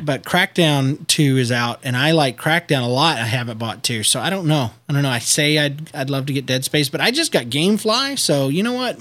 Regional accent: United States; I'm American

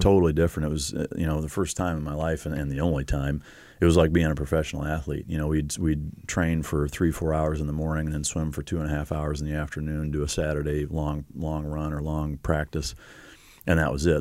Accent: Iowa, United States; moved away; I grew up in Iowa

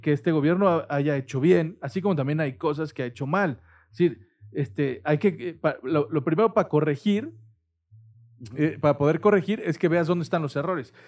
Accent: Mexico; Los mexicanos

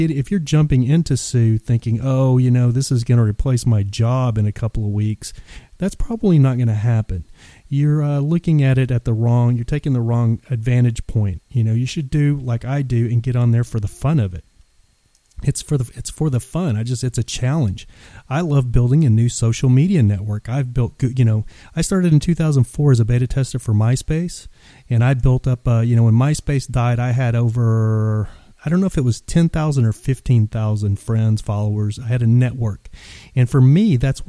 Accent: Texas, United States; moved away; living 1,500 miles away from home, because I'm originally from Texas

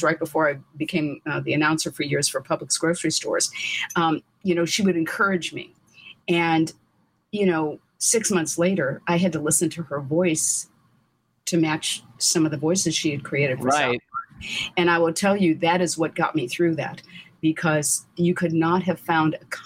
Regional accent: St. Louis, Missouri, United States; now in Glendale, United States; Originally, I'm from St. Louis

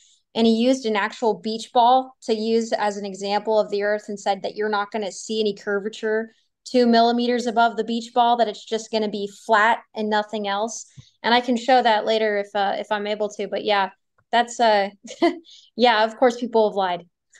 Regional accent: Montana, United States; I'm from Montana.

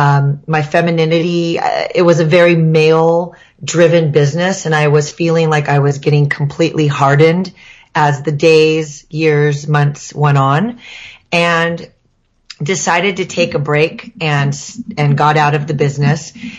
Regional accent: Manhattan Beach, California, United States; We're actually from Manhattan Beach, California.

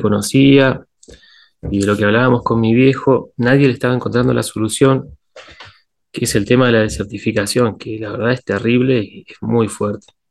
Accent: Patagonia, Santa Cruz, Argentina; yo, salí de la Patagonia recién para irme a estudiar a los 18 años. Siempre había estado acá

